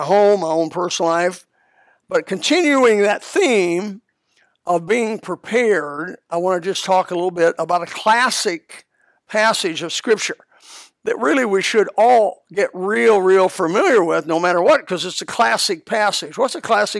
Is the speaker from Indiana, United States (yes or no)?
yes; Elkhart, Indiana, United States; now in Florida, United States; where I was raised in Elkhart